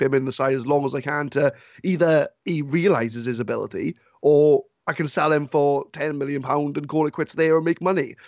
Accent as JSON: {"language": "English", "town": "Swansea", "region": "Wales", "country": "United Kingdom", "said": "I'm from Swansea"}